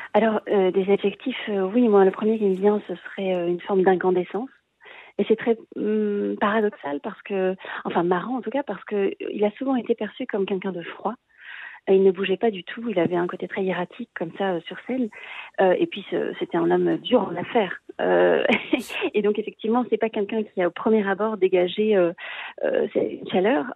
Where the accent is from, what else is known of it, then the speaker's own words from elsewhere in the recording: Marseille, Provence-Alpes-Côte d'Azur, France; moved away; also born or lived in Paris / Vienna / Munich; je suis marseillaise, euh, donc une fille du sud de la France